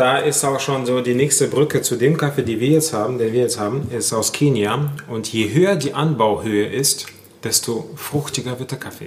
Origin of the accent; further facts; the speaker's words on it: Germany; wir sind ja als Deutschland oder als Deutsche